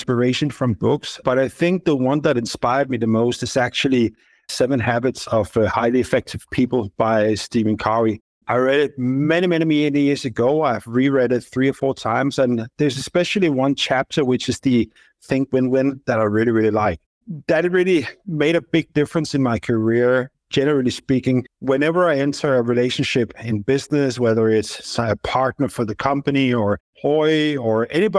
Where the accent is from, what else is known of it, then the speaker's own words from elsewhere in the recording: Copenhagen, Capital Region of Denmark, Denmark; moved away as an adult; also born or lived in London / Dubai; Yeah, I was born and raised here. I've been living in Copenhagen most of my life. I did have a dip abroad. I spent a few years in London. I also spent 8 years in Dubai and now returned to Copenhagen.